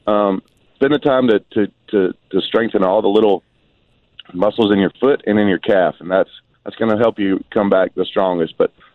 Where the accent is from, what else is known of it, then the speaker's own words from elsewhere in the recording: St. Simons Island, Georgia, United States; also born or lived in Brunswick; Is my where I was grown up and born and raised on St. Simon's Island, and born in Brunswick and lived on St. Simon's my whole life. It's a wonderful vacation town.